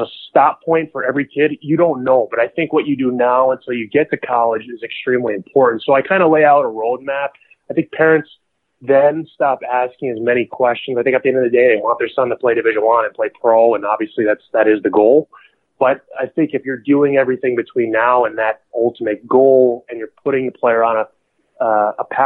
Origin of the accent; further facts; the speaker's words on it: New Jersey, United States; I'm from New Jersey